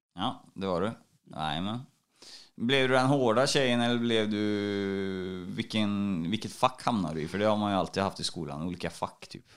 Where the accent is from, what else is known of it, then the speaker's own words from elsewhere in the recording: Trollhättan, Västra Götaland, Sweden; i Kronogården i Trollhättan där jag är ifrån